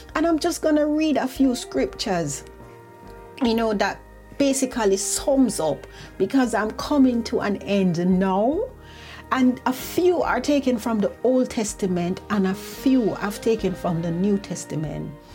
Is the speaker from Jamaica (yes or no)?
yes; Jamaica; now in United Kingdom; I remember when I was growing up in Jamaica, we had devotion every morning.